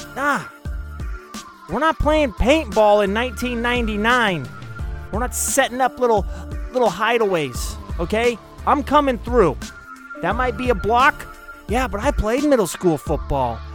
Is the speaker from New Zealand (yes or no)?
no; United States; I am an American